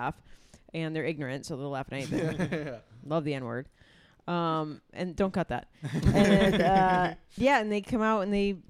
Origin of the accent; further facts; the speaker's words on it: Rochester, New York, United States; also born or lived in Orlando, Florida; now in Austin, United States; No, I'm from New York.